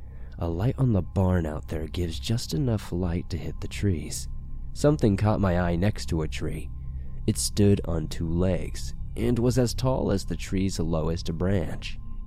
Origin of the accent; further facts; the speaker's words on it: Maine, United States; For setup, I'm from Maine, and this takes place in the year of 2008, sometime during December, in Jay, Maine.